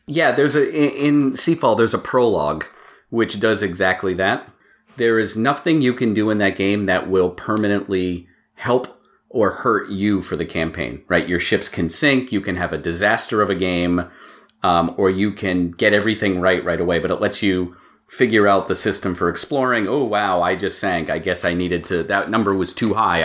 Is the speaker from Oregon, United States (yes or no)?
no; Maine, United States; moved away as an adult; also born or lived in Boston; now in Massachusetts, United States; I grew up in Maine, and I went to college in Boston, and I live in Massachusetts